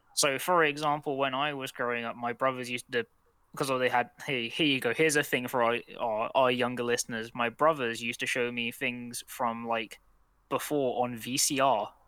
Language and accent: English; United Kingdom; for us as British people